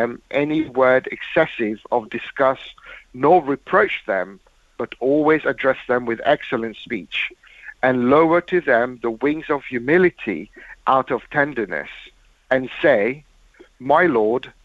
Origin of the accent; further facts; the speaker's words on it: London, United Kingdom; growing up near Fazl Mosque in London